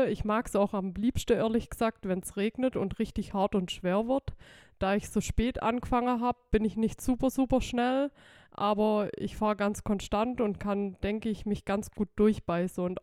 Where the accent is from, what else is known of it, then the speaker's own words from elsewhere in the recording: Amtzell, Baden-Württemberg, Germany; Genau, ich bin aus Amzell